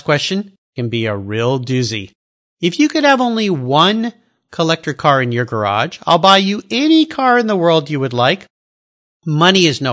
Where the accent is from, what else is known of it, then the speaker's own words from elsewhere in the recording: United States; being an American